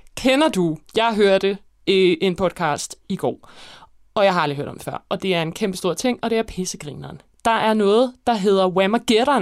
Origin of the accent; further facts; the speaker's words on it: Copenhagen, Capital Region of Denmark, Denmark; also born or lived in Roskilde / Gladsaxe / Hellerup; jeg har faktisk boet rigtig mange forskellige steder. Øh, jeg har boet, jeg voksede op på Christianshavn og Vesterbro